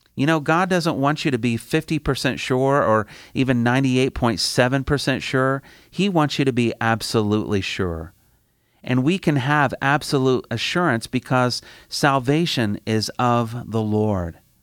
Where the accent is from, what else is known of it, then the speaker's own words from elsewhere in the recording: Indiana, United States; I'm from Indiana, the Midwest, one of the flyover states